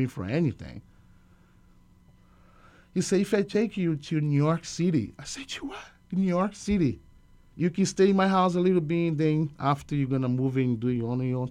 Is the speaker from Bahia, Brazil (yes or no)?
yes; Salvador, Bahia, Brazil; English is a second language; moved away as an adult; I'm from Salvador, Bahia, Brazil, in the Northeast, a big city